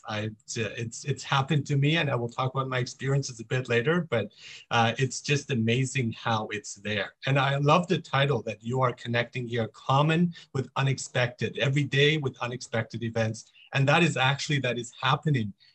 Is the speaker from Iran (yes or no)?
yes; Iran; moved away; also born or lived in Mexico; I am from Iran. I was born in Iran.